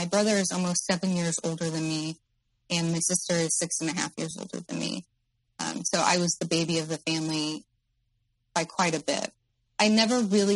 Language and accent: English; Midwest, United States; I'm in the Midwest, by the way, my hometown